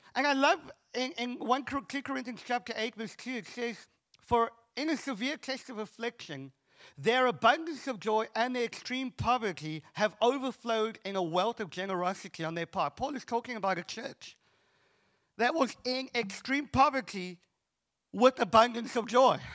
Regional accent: Cape Town, Western Cape, South Africa; I'm from Cape Town

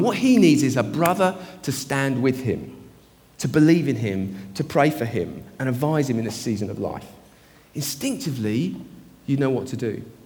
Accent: United Kingdom; us as British people.

